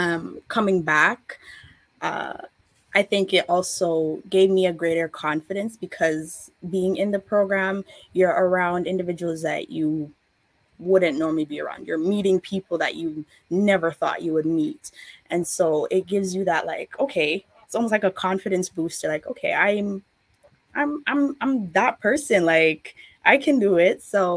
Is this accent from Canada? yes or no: yes; Canada; born there; Well, ever since I was little, I always said I'm Jamaican, but I was just born in Canada.